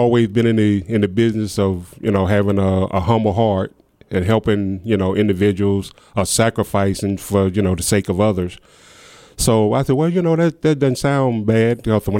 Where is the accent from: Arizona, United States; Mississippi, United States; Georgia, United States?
Mississippi, United States; Brookhaven; Well, actually, I grew up right here in Brookhaven, poor boy, in the Carver Heights Projects.